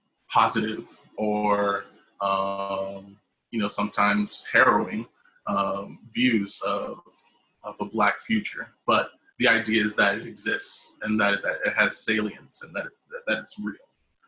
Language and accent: English; South Carolina, United States; also born or lived in Canada / Mexico; I'm originally from South Carolina, and I've been sort of moving north my entire life. Lived in the Midwest, lived in Canada, lived in Mexico